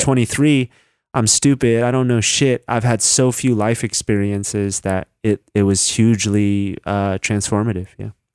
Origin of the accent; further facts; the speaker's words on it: Northern California, United States; I'm from Northern California